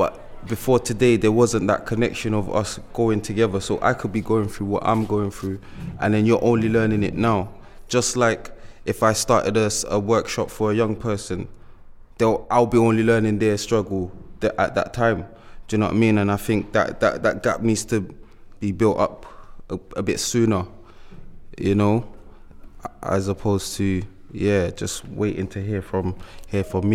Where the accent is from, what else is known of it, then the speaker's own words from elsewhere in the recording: London, United Kingdom; now in Bristol, United Kingdom; I'm from London